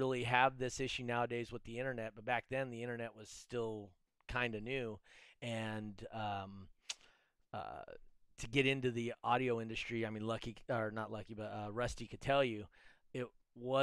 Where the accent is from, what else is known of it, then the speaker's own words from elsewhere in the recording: Reno, Nevada, United States; also born or lived in Los Angeles; I grew up in the Reno area between Reno and LA. Not the good parts. I grew up over by the fairgrounds over there off of Sutro.